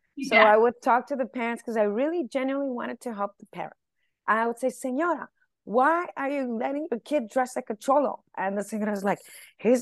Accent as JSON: {"language": "English", "town": "Los Angeles", "region": "California", "country": "United States", "tie": "born or raised there", "first_language": "Spanish", "second_language": "English", "said": "I'm from East"}